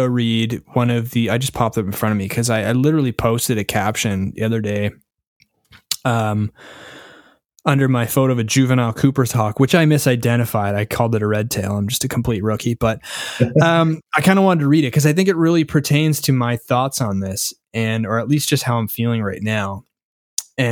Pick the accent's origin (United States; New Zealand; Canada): Canada; from a Canadian